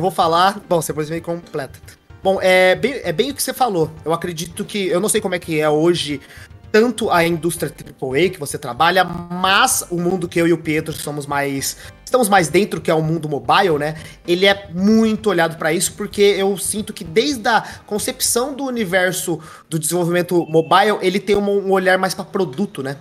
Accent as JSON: {"language": "Portuguese", "town": "Bebedouro", "region": "São Paulo", "country": "Brazil", "said": "Eu sou do interior de São Paulo, sou de Bebedouro, uma cidade ali pertinho de Ribeirão Preto"}